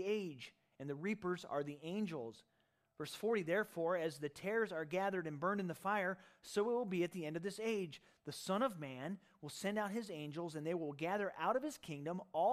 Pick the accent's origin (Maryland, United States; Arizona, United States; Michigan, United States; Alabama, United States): Michigan, United States; also born or lived in Ohio; after I moved from Ohio at the apple tree, my high school years were spent in Michigan